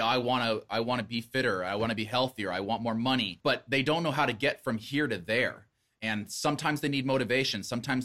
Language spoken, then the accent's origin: English; Boise, Idaho, United States; I grew up in Boise